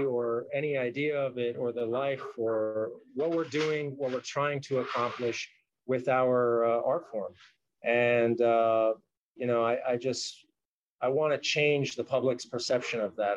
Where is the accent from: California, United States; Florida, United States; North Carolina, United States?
California, United States; Los Angeles; I was born and raised here in the Valley.